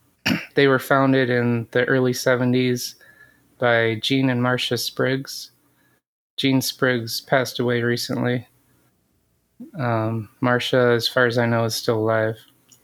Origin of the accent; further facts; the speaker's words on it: north of Redding, Northern California, United States; moved away as an adult; also born or lived in Michigan / Detroit, Michigan; now in Battle Creek, United States; I was born in Michigan and my whole family's from here. But my mom actually raised my sister and I in California. Oh. So I grew up in Northern California.